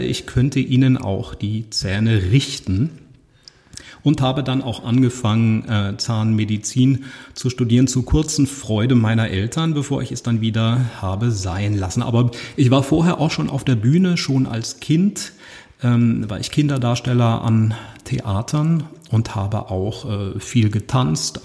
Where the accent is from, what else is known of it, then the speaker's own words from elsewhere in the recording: Usingen, Hesse, Germany; first language German; Ich bin in Using geboren und das ist eine Kleinstadt